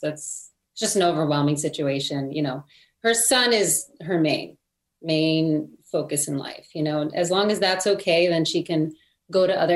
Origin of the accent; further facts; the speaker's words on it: Lodi, New Jersey, United States; moved away as an adult; now in Los Angeles, United States; I grew up in a town called Lodi in New Jersey